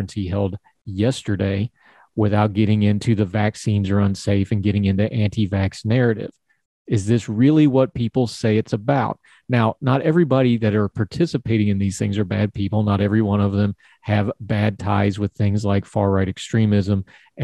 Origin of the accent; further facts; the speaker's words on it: United States; I'm an American